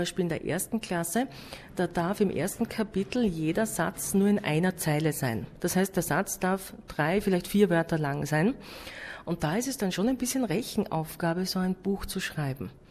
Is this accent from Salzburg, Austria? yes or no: no; Styria, Austria; Peter Rosecker war ein sehr berühmter Heimatdichter bei uns in Österreich, in der Steiermark, eben wo ich auch zu Hause bin, war er äh, her.